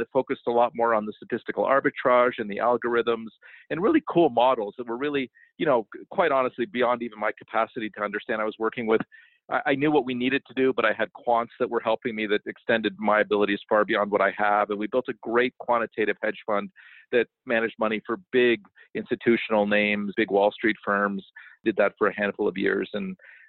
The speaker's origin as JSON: {"language": "English", "town": "Toronto", "region": "Ontario", "country": "Canada", "tie": "born or raised there", "said": "I was born in Toronto"}